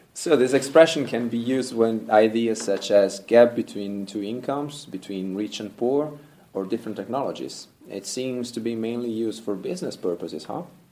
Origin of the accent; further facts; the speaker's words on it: Italy; Korean is a second language; 저는 로맨틱한 이탈리아 남자니까요